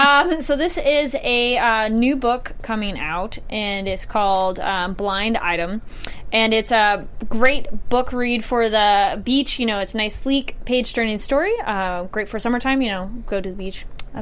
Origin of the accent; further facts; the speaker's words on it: Santa Barbara, California, United States; That's, like, my hometown.